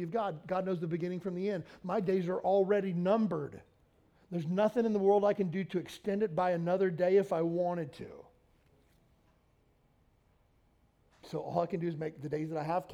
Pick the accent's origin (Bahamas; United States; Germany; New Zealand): United States; Kentucky; moved away; I grew up in Kentucky